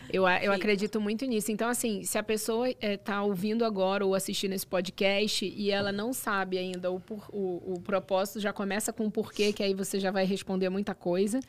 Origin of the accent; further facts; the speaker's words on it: Brazil; now in Dubai, United Arab Emirates; eu sou brasileira